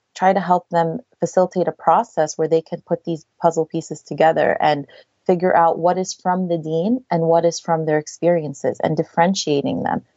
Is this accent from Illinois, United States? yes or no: no; New Jersey, United States; I was raised in New Jersey